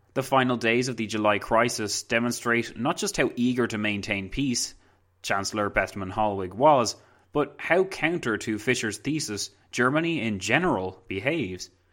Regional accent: Ireland; I'm Irish

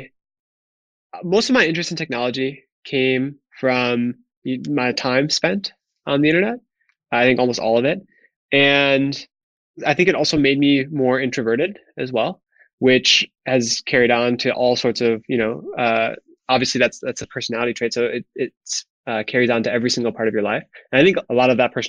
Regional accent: Wisconsin, United States; moved away as an adult; also born or lived in New York City; I grew up in a very small town in Wisconsin, which was extremely rural

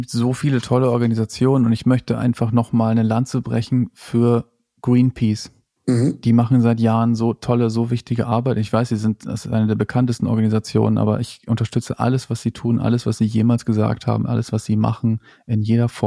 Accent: Lower Saxony, Germany; ich komme aus Ostfriesland und dieses Land ist laut IPCC-Bericht, dieses Land ist kein eigenes Land

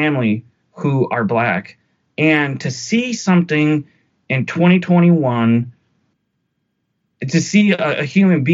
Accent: United States; As an American

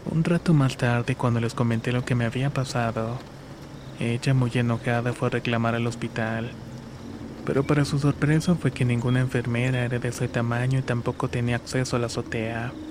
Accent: Chilapa de Álvarez, Guerrero, Mexico; now in Acatlán, Mexico; Soy originario de Chilapa de Álvarez Guerrero. Actualmente vivo en Acatlán

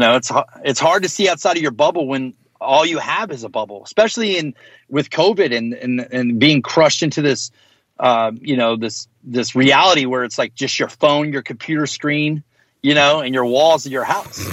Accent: United States; also born or lived in the South (US); being American

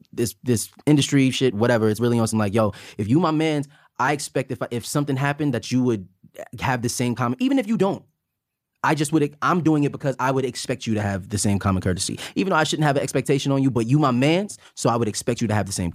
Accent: Buffalo, New York, United States; Buffalo. I'm from Buffalo.

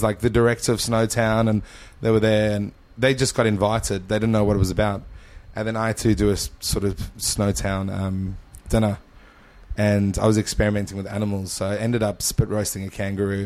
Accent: Johannesburg, Gauteng, South Africa; moved away as an adult; also born or lived in Mpumalanga, South Africa; now in Adelaide, Australia; we moved from Johannesburg to Mpumalanga province, which is like on the border of Mozambique

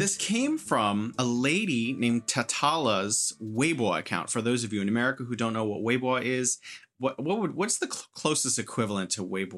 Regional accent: United States; now in China; I'm American

